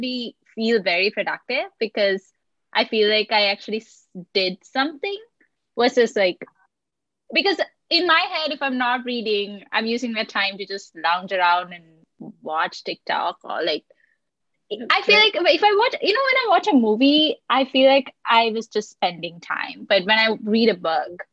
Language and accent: English; Colombo, Western Province, Sri Lanka; growing up in Colombo, like, you don't get all the new books